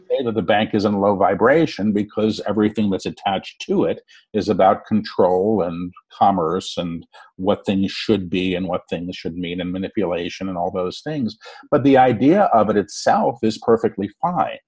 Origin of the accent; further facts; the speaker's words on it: New York City, New York, United States; I was born in New York City.